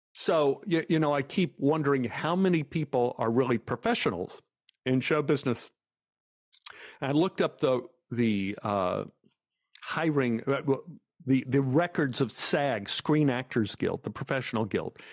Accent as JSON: {"language": "English", "town": "Dallas", "region": "Texas", "country": "United States", "tie": "born or raised there", "said": "growing up in Oak Cliff, which was a white flight area"}